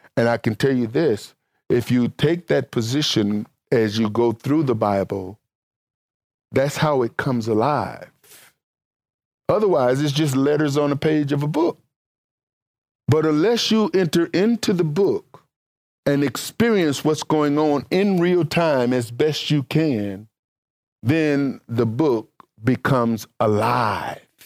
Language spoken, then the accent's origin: English; Mississippi, United States; I'm from Mississippi